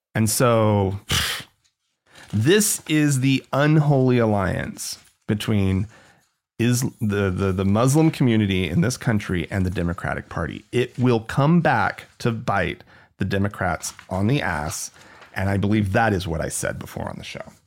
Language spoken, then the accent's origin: English; United States; As an American